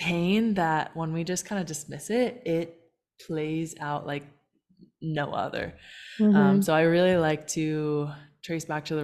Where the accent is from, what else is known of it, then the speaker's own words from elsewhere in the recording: United States; now in Puerto Vallarta, Mexico; I'm from the States, and I'm now based in Puerto Vallarta.